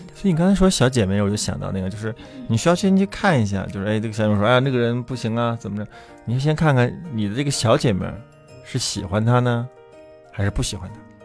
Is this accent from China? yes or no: yes; China; 我们是中国人